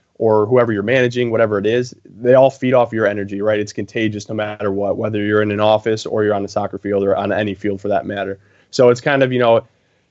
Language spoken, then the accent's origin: English; near Ann Arbor, Michigan, United States; born and raised in Michigan, actually closer to Ann Arbor